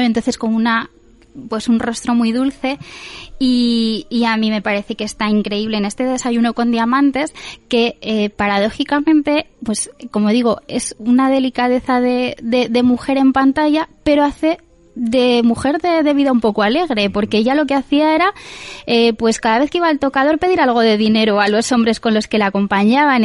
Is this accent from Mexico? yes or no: no; Spain; nosotros como españoles